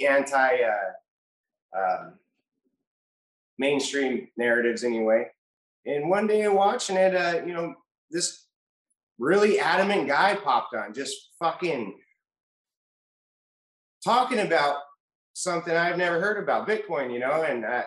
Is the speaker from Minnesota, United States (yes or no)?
no; Western Washington State, United States; I'm from Washington State, Western Washington, between Seattle and Portland